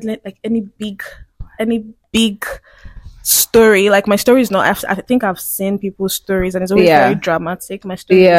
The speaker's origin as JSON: {"language": "English", "town": "Enugu", "region": "Enugu State", "country": "Nigeria", "tie": "born or raised there", "also_born_or_lived": "Lagos", "moved": "yes", "said": "I was born in Enugu, by the way."}